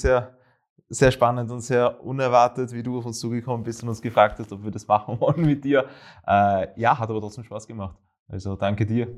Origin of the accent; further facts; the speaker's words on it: Graz, Styria, Austria; also born or lived in Vienna; Heimat. Ähm, ich bin zwar sogar in Wien geboren, aber sehr rasch nach Graz übersiedelt, sehr, sehr rasch